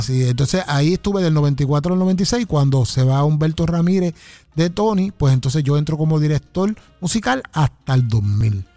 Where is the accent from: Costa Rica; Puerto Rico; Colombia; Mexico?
Puerto Rico; Ponce; moved away as an adult; yo soy de Ponce, vine a, al área de acá a trabajar